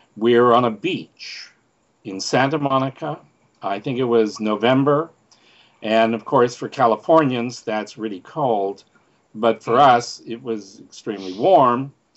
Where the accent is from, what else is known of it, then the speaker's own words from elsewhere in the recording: Canada; moved away; I'm from Canada